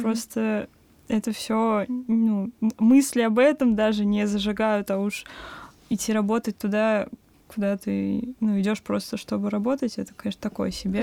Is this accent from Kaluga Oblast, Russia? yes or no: yes; Kaluga, Kaluga Oblast, Russia; moved away as an adult; now in Moscow, Russia; я, мои друзья из Калуги, мы изначально поступали в универы с мыслью, что, ну, перебраться в Москву